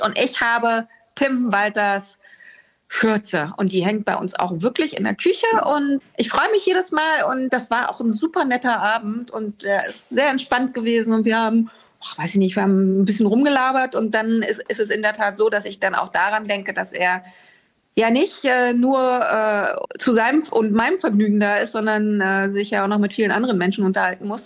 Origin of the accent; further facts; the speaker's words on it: Berlin, Germany; now in Hamburg, Germany; Das wäre ja äh, verwerflich, wenn ich sagen würde, Berlin ist nicht meine Heimat.